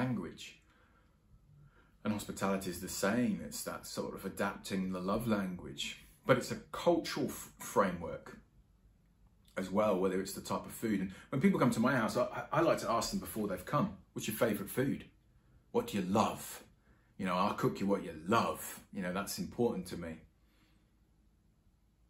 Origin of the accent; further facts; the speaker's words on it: England, United Kingdom; I'm an Englishman